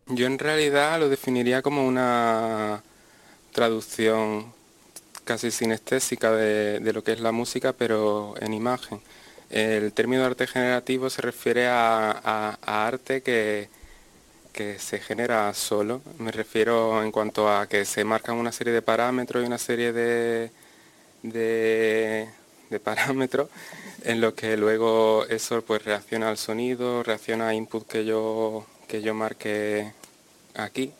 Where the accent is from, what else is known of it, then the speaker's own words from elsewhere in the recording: Andalusia, Spain; nuestra cultura como andaluces